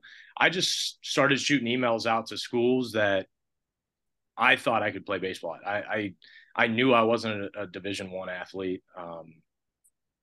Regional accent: Canton, Ohio, United States; I grew up in Canton, Ohio

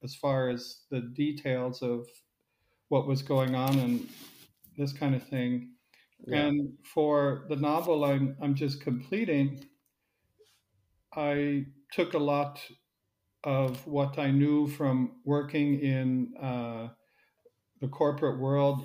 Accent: Silicon Valley, California, United States; moved away as an adult; also born or lived in United Kingdom / Switzerland; now in Zurich, Switzerland; I grew up in Silicon Valley

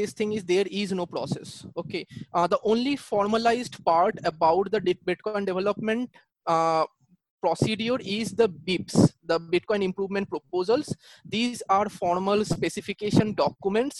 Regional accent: Kolkata, West Bengal, India; I'm from Kolkata, India

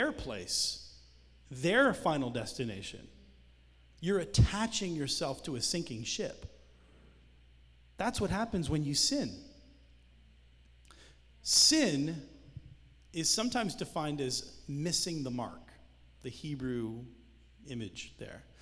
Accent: Canada; now in United States; I'm Canadian

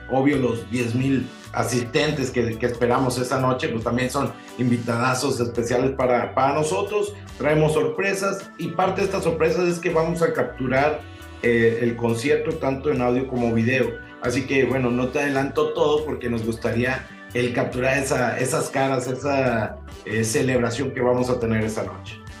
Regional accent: Monterrey, Nuevo León, Mexico; somos, o seguimos siendo la banda regia

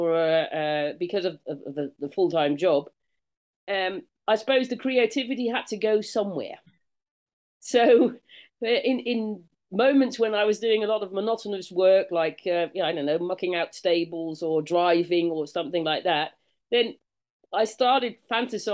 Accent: United Kingdom; now in Netherlands; I'm a Brit by birth, so native Brit, and been living here in Holland for a long time

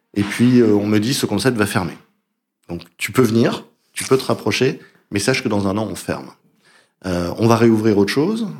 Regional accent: France; moved away as an adult; also born or lived in United States; je suis français

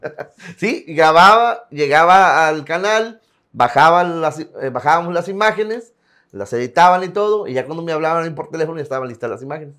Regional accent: Tampacán, San Luis Potosí, Mexico; moved away as an adult; also born or lived in Ciudad Acuña; now in Piedras Negras, Mexico; Es Tampacán, San Luis Potosí de originarios. En el 99, 1999, recién había terminado la, preparatoria.

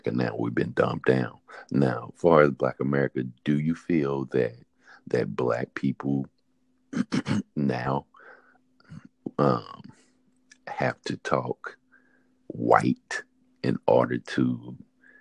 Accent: High Point, North Carolina, United States; moved away; I've been born and raised in High Point

